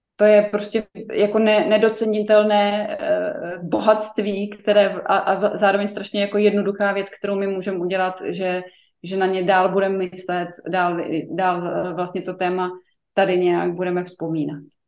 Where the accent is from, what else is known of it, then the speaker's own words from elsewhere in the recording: Czechia; jako Češi